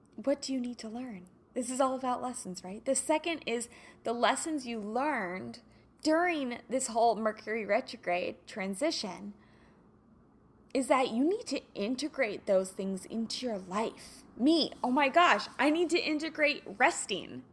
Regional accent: Kansas, United States; now in California, United States; I grew up in the Midwest, so, you know, in Kansas, summers were usually very, very hot and humid

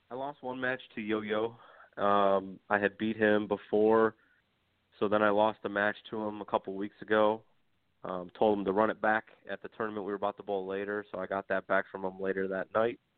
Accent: New York, United States; I don't know if it's because I'm from New York or what

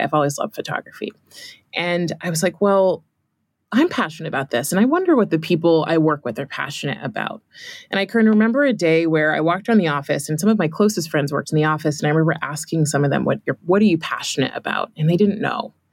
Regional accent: California, United States; I grew up in California

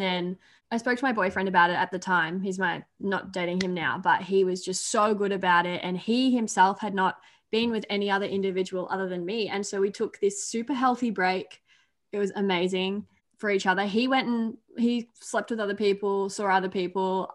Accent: Australia; accent: Aussie

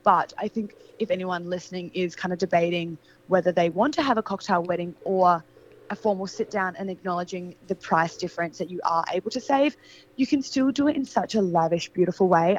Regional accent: Adelaide, South Australia, Australia; moved away as an adult; now in Sydney, Australia; So I'm from Adelaide. I grew up in Adelaide. I left Adelaide when I was 18

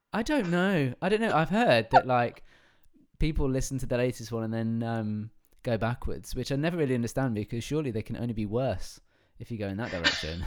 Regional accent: England, United Kingdom; I am English

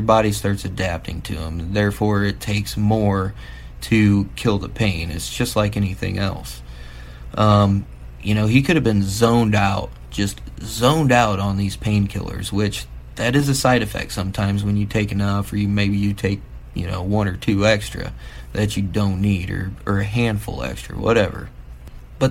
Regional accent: Midwest, United States; I'm from the Midwest

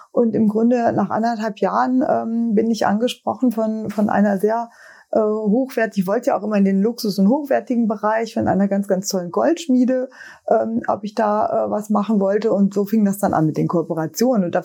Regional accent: North Rhine-Westphalia, Germany; Ich komme ja aus dem Sauerland und da sind wir beiden schon immer nach Düsseldorf oder Dortmund damals gefahren

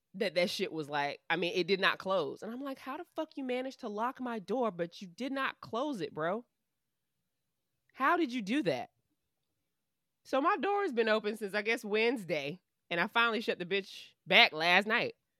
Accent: United States; we are American

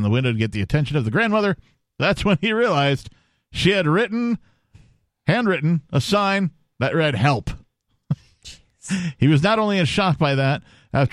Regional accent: Wisconsin, United States; I'm from Wisconsin

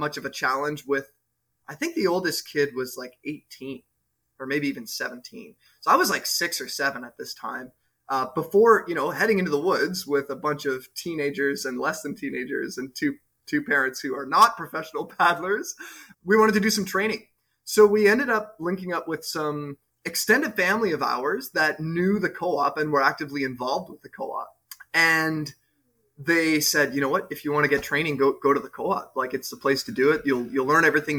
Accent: Montreal, Quebec, Canada; I grew up in Montreal

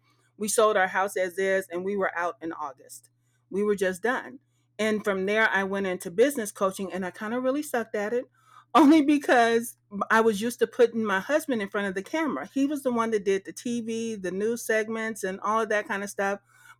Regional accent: Texas, United States; because my mama knew I'm from Texas, but soon as I started owning that whole vibe

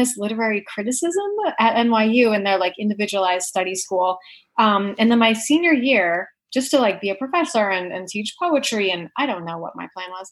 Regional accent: Arizona, United States; I grew up in Arizona

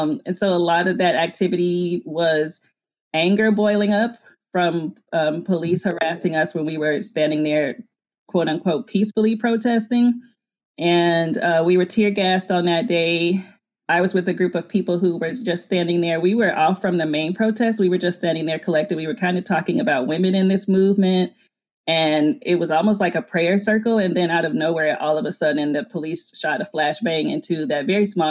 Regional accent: Arkansas, United States; moved away; also born or lived in New Orleans / Seattle; I grew up very poor in Arkansas

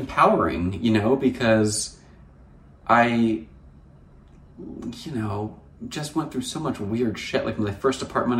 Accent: New Jersey, United States; moved away as an adult; also born or lived in Hamptons, New York; now in Los Angeles, United States; I'm from New Jersey and we don't pump our gas in New Jersey

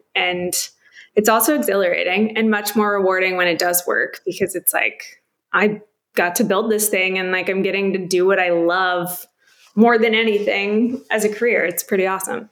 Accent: Coppell, Texas, United States; moved away as an adult; also born or lived in California; I'm from Dallas, Texas, right outside a little suburban town called Coppell. Grew up there

